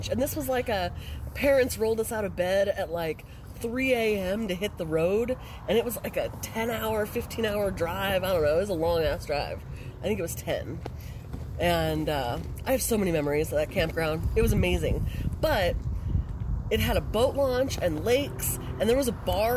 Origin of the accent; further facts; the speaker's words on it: California, United States; moved away; I grew up in California camping all through the Sierra Nevadas